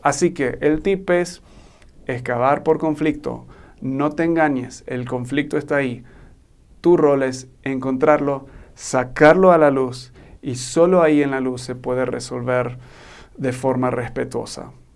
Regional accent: Argentina; now in Mexico; soy un gringo, pero me crié en Argentina y ahora estoy viviendo en México.

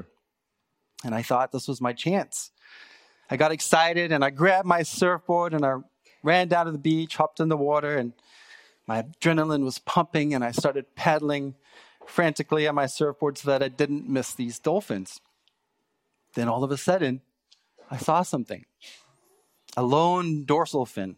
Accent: South Africa; moved away as an adult; now in Canada; I grew up in South Africa

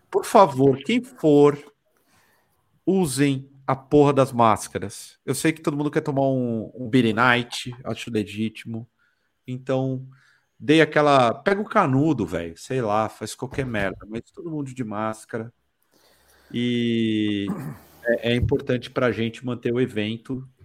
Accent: Brazil; Eu sou do mundo, eu sou do Brasil, eu sou do desalmado.

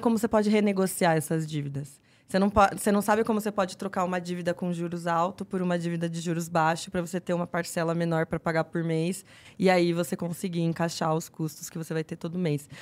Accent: São Roque, São Paulo, Brazil; moved away; also born or lived in Jundiaí / Campinas; Eu é, sou de São Roque, que é interior de São Paulo

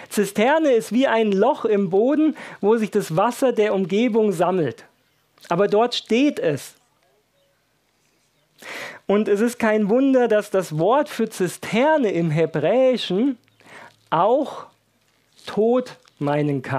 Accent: Baden-Württemberg, Germany; Ich bin ja in Baden-Württemberg aufgewachsen

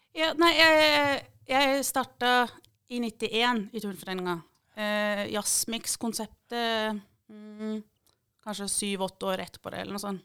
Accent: Eastern Norway, Norway; now in Mandal, Norway; Jeg har jo bodd her lenger enn jeg har bodd på Østlandet

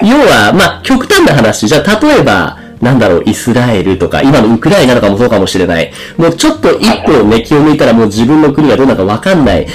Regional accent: Japan; 日本の文化で生まれ育った僕たち

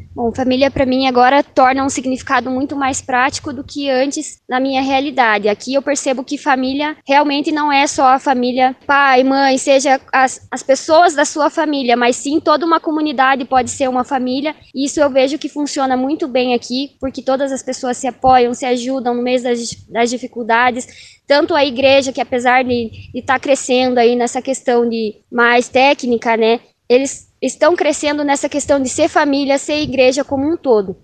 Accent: Curitiba, Paraná, Brazil; venho lá de Curitiba, do Paraná

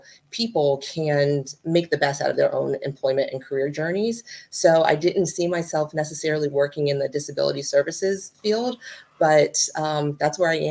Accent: Hampton Roads, Virginia, United States; moved away as an adult; also born or lived in various places across the US; now in Northern Virginia, United States; I'm actually from Hampton Roads, Virginia

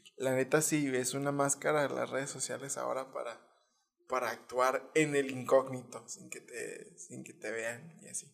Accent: Hidalgo del Parral, Chihuahua, Mexico; Parral, de donde yo soy

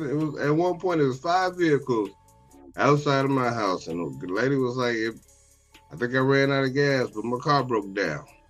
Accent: Chicago, Illinois, United States; Growing up in Chicago

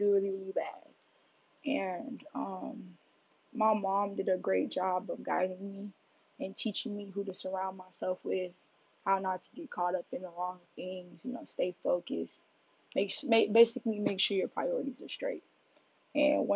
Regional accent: Detroit, Michigan, United States; now in New York City, United States; I'm from Detroit, Michigan. I was born and raised there.

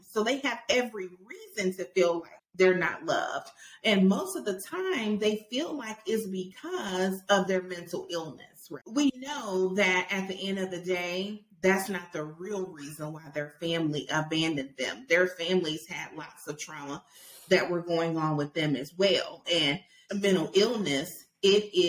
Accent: Auburn, Alabama, United States; I'm from Auburn, Alabama

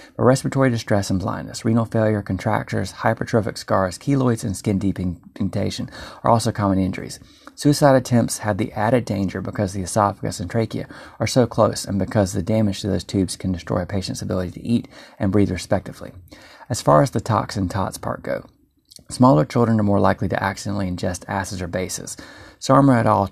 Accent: North Carolina, United States; I'm from North Carolina

